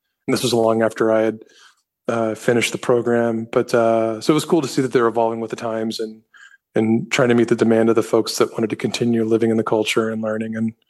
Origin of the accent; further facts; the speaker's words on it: the South, United States; Because, you know, growing up in the South, you know, you can kind of be anonymous